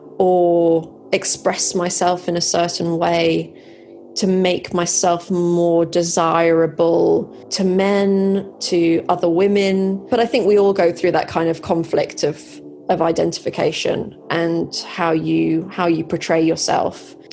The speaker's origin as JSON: {"language": "English", "country": "Malaysia", "tie": "born or raised there", "said": "Well, I grew up in Southeast Asia. I've always loved, I mean, it was Malaysia."}